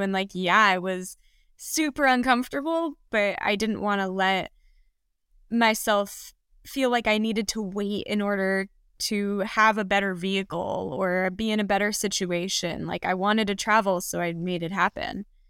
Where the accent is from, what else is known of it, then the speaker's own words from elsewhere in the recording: Los Angeles, California, United States; I grew up in the Santa Monica Mountains in Los Angeles